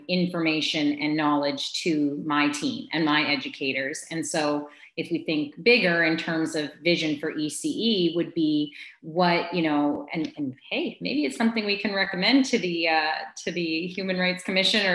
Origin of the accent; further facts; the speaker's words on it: Quispamsis, New Brunswick, Canada; two in Kwispamsis, my hometown